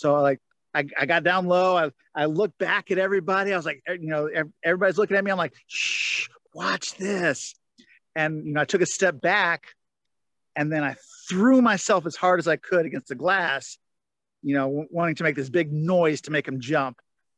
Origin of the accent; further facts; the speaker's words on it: the South, United States; Up until then, I was, you know, I'm from the South. Hockey was never a thing, you know?